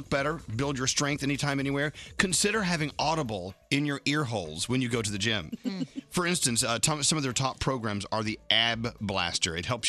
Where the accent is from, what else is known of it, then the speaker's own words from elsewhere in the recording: Texas, United States; now in New York City, United States; I miss that from growing up in Texas.